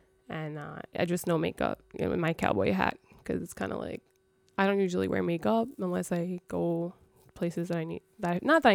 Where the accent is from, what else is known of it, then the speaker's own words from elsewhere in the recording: New York City, New York, United States; my hometown, Astoria